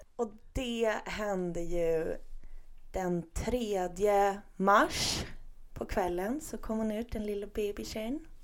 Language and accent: Swedish; Stockholm, Stockholm County, Sweden; vi stockholmare